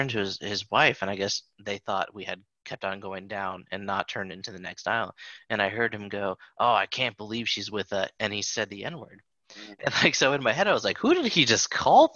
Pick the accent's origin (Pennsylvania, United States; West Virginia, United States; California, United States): West Virginia, United States; Charleston; also born or lived in Germany; I grew up in Charleston, capital city.